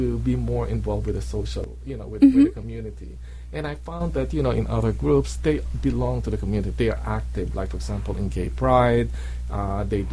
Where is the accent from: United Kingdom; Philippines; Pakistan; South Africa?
Philippines; moved away as an adult; also born or lived in Athens, Ohio / Boston; now in Cleveland, United States; I was born in the Philippines.